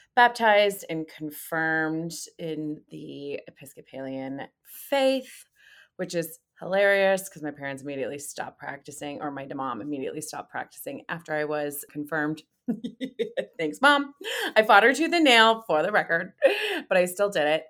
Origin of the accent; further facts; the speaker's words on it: California, United States; I grew up in California